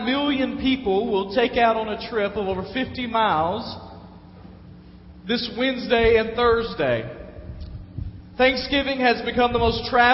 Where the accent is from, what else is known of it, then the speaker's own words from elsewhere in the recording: Dyersburg, Tennessee, United States; moved away; I grew up in Dyersburg